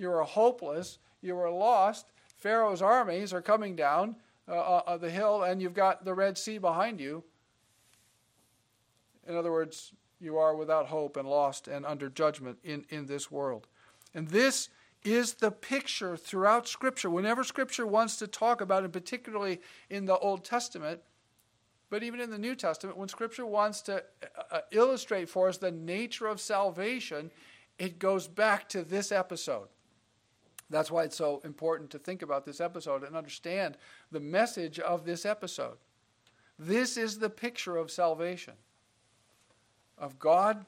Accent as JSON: {"language": "English", "region": "Nebraska", "country": "United States", "also_born_or_lived": "Kansas", "said": "I'm from Nebraska, and I've born in Kansas and spent some time on the family farm in Kansas"}